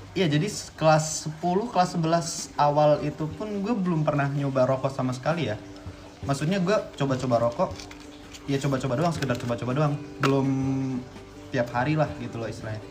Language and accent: Indonesian; Surakarta, Central Java, Indonesia; also born or lived in Padang, West Sumatra; Gue bukan asli Solo ya. Gue pindah ke Solo itu tahun 2010. Sebelumnya gue tinggal di Padang, lahir di Padang